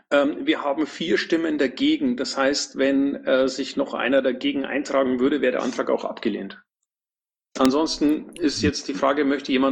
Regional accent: Bavaria, Germany; Höre ich da leise Kritik gegen meine Heimat?

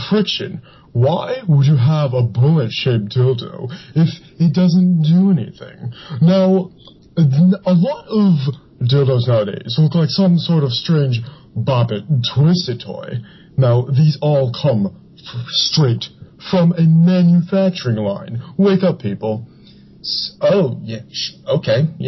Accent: Dallas, Texas, United States; I'm from Dallas, the uh, uh, sex capital of the world.

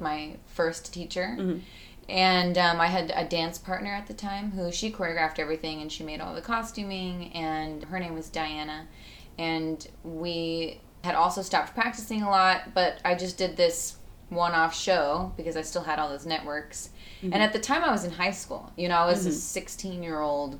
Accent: Northern California, United States; I'm from Northern California

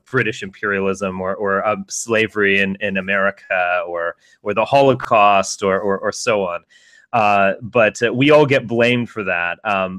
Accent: United States; I am an American, I was born in the United States, my family's been here a while

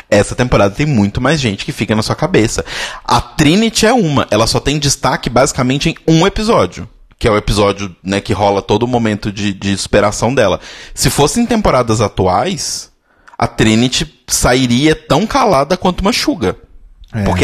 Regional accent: Australia; Porque eu sou australiana e, tipo, bicho, você assiste o programa?

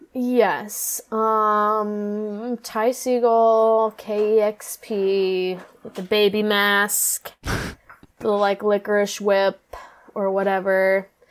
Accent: Norwalk, Iowa, United States; also born or lived in Nashville, Tennessee; I'm from Norwalk, Iowa.

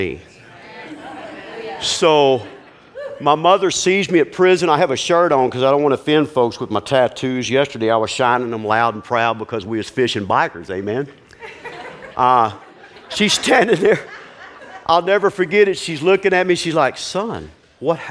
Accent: Houston, Texas, United States; also born or lived in Hemphill, Texas; I'm from Houston, a big city

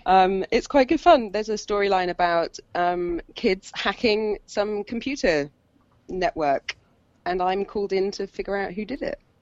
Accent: Hampshire, South East England, United Kingdom; moved away; where I grew up in Hampshire

